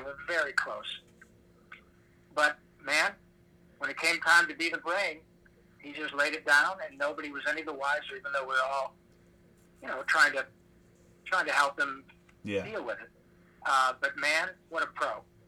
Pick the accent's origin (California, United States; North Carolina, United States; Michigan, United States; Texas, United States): Michigan, United States; my sports hero growing up in Michigan was Gordie Howe